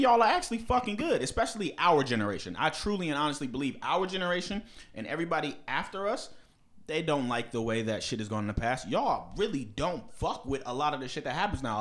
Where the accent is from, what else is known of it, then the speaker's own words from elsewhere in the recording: Bethesda, Maryland, United States; I'm from the Bethesda Naval Hospital in fucking Maryland, 'cause that's where the fuck I was born.